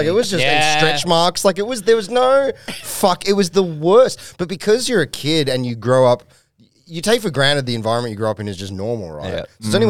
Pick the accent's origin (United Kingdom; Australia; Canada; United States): Australia; Sydney, New South Wales; born or raised there; also born or lived in North Shore, Sydney